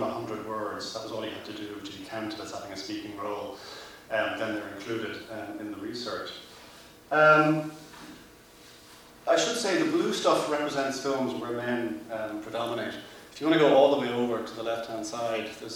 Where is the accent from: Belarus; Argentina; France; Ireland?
Ireland; Dublin, Leinster; as a 10-year-old growing up in North Dublin, watching the hunger strikes